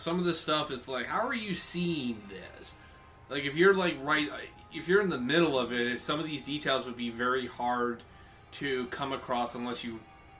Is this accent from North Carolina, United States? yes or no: no; Buffalo, New York, United States; Just so you know, everyone, I'm from the Buffalo region. Anybody who's... Nobody says upstate New York if you're from that area. You say Western New York.